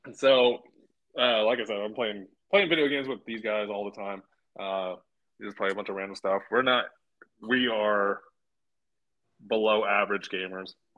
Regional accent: the Bay Area, Northern California, United States; … and I are both from California

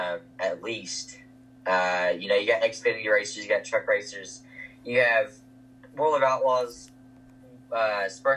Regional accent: Lubbock, Texas, United States; Lubbock, which is my hometown

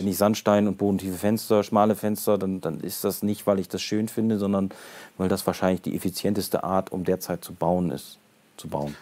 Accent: Brake, Lower Saxony, Germany; ich komme aus Brake

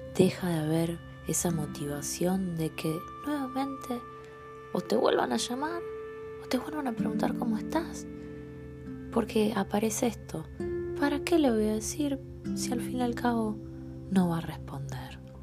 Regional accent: Argentina; como argentinos

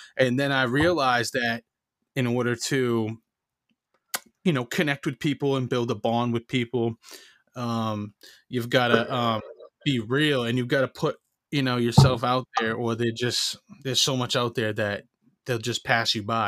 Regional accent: Maine, United States; where I grew up in Maine was like you know Maine is white

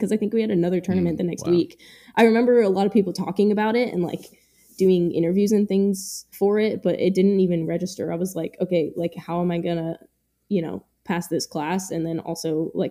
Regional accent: Bronx, New York, United States; From the Bronx.

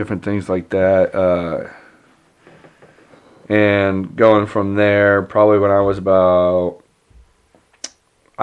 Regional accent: Franklin, Pennsylvania, United States; I'm originally from here. I was born in Franklin

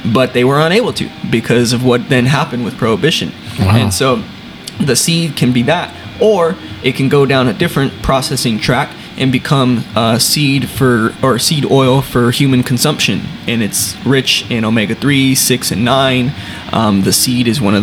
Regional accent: San Antonio, Texas, United States; I was born and raised here in San Antonio as well.

